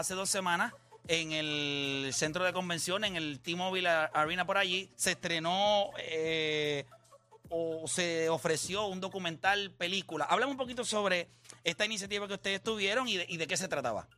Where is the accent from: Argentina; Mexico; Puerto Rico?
Puerto Rico